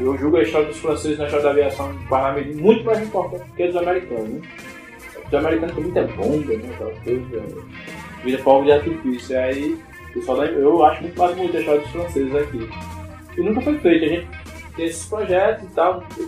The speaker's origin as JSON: {"language": "Portuguese", "town": "Parnamirim", "region": "Rio Grande do Norte", "country": "Brazil", "tie": "born or raised there", "also_born_or_lived": "São Lourenço da Mata, Pernambuco", "said": "eu, como parnamirinense, é, por amor, né? Que eu sou nascido em Pernambuco, mas estou aqui desde 9 anos de idade"}